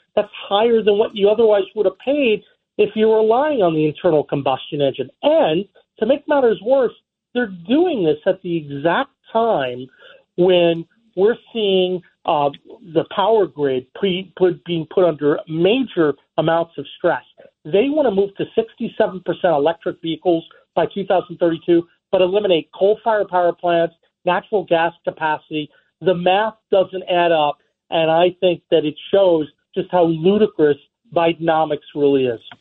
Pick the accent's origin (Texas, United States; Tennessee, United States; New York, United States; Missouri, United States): New York, United States; New York City; now in West Virginia, United States; I was born in New York